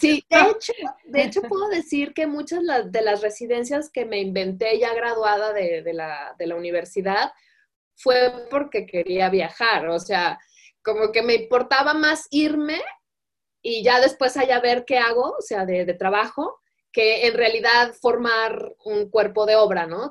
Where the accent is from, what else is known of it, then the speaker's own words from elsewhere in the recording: Guadalajara, Jalisco, Mexico; moved away as an adult; also born or lived in Italy; nací aquí, yo nací aquí muy feliz